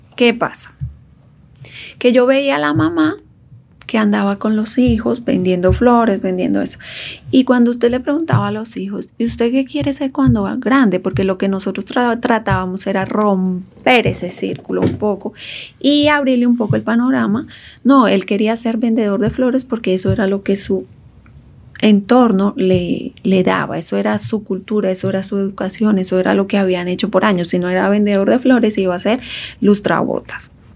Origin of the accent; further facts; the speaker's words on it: Colombia; moved away as an adult; now in Dominican Republic; yo soy orgullosamente colombiana, yo conozco mi territorio nacional